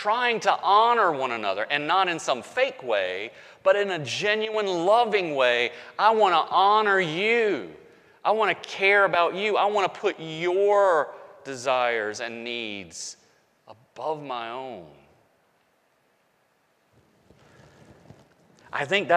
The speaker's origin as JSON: {"language": "English", "region": "the South", "country": "United States", "tie": "born or raised there", "accent": "Southern", "said": "I grew up in the South, okay? So I still got a Southern accent"}